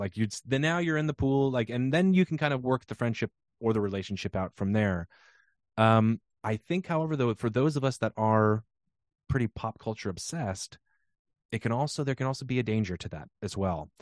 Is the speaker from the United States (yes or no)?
yes; Pacific Northwest, United States; growing up in the Pacific Northwest during the sort of Seattle sound boom